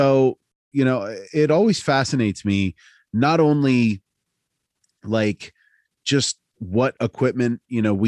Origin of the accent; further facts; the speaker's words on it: Altoona, Pennsylvania, United States; I'm from Altoona, as we've talked about, it's a beat down hardcore town